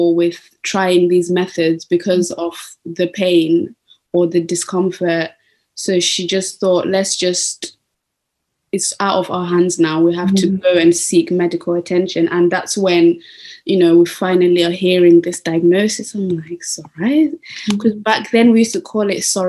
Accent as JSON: {"language": "English", "country": "Zimbabwe", "tie": "born or raised there", "said": "I was born in Zimbabwe."}